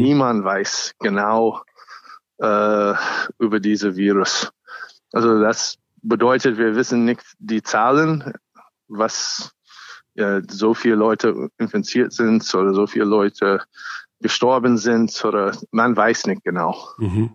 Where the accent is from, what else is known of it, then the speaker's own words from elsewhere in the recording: United States; German is a second language; now in Germany; ich bin auch ursprünglich Amerikaner